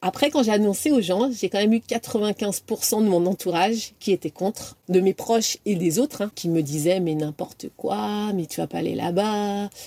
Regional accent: Brittany, France; moved away as an adult; also born or lived in Amiens / Paris / Qatar / United States; je suis bretonne

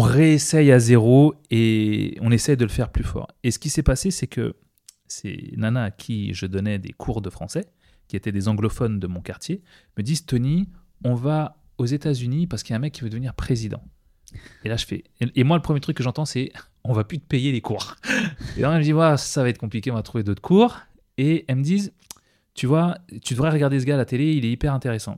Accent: Seine-Saint-Denis, Île-de-France, France; moved away as an adult; also born or lived in La Désirade, Guadeloupe; now in United States; j'ai grandi dans le 93

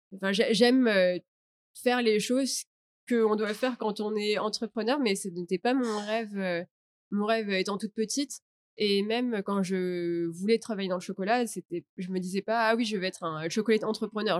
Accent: Paris, Île-de-France, France; moved away as an adult; now in Vietnam; je suis de Paris, donc je suis française.

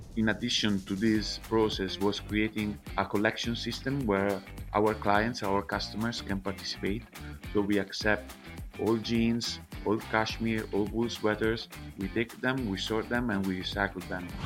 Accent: Prato, Tuscany, Italy; English is a second language; moved away as an adult; also born or lived in Milan / China / Vietnam; now in Prato, Italy; I'm from Prato, which is one of the biggest textile cluster in Europe

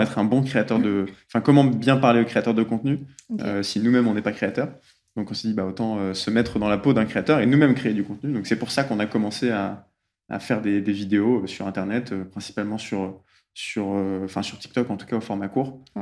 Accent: Lille, Hauts-de-France, France; je viens de Lille

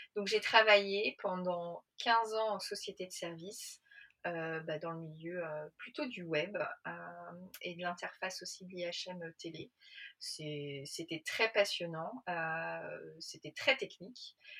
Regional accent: Paris, Île-de-France, France; je suis parisienne, j'ai 45 ans

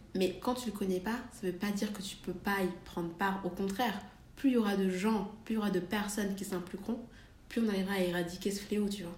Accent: Valence, Auvergne-Rhône-Alpes, France; now in Paris, France; je, viens de Valence

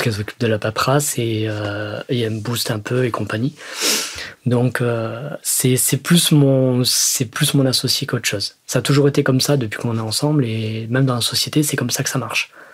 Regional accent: Salon-de-Provence, Provence-Alpes-Côte d'Azur, France; de là où je viens, donc de Salon de Provence

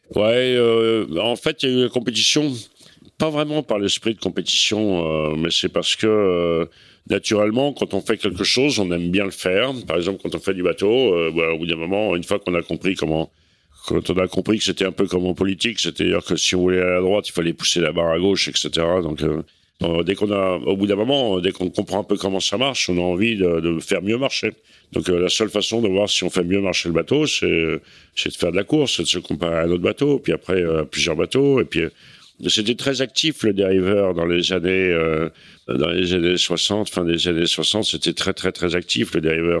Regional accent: Cherbourg, Normandy, France; j'ai passé mon enfance à Cherbourg

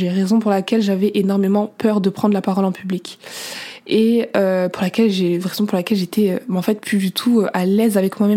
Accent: Senegal; Moi je suis à l'aise avec ma culture, je suis sénégalaise, mauritanienne, soniquée, je l'assume.

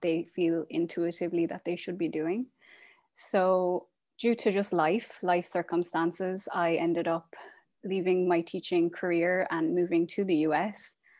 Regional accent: Ireland; moved away as an adult; now in Portland, United States; I am originally from Ireland. I am currently living in Portland, Oregon

